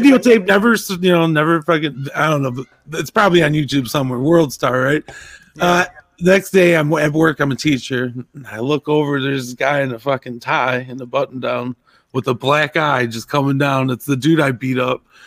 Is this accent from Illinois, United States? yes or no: yes; Zion, Illinois, United States; where I grew up in Zion